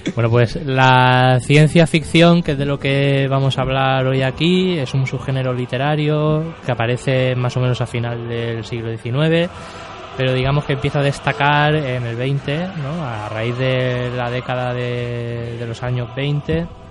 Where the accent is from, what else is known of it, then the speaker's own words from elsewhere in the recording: Spain; soy español